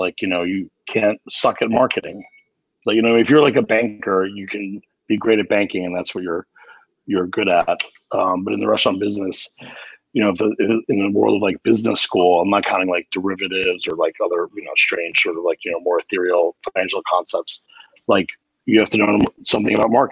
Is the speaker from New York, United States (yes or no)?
yes; New York City, New York, United States; grew up in Queens myself